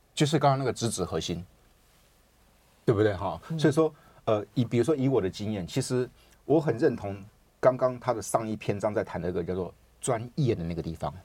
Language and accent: Chinese; Taiwan; 我们台湾人就是比较会，比较可能自信心没有那个那么强